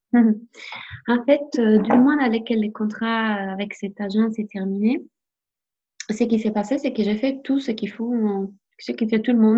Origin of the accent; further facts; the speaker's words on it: Italy; French is a second language; now in France; je suis italienne